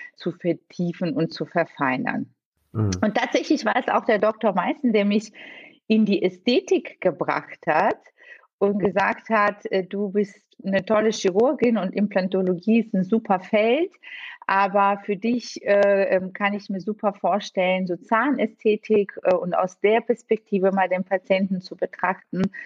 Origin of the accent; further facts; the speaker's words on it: Bulgaria; also born or lived in Italy / Bonn, Germany; now in Düsseldorf, Germany; Ich bin gebürtig äh, in Bulgarien geboren und bin auch dort aufgewachsen